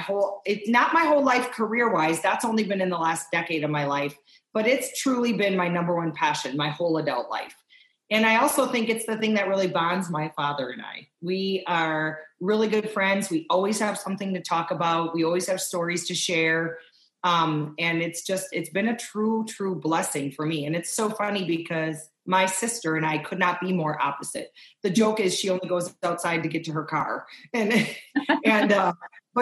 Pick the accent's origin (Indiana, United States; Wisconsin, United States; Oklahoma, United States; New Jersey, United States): Wisconsin, United States; I grew up in Wisconsin